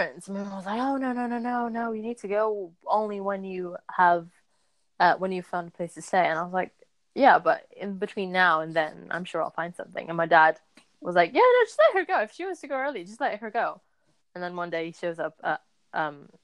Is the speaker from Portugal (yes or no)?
yes; Portugal; I'm from Portugal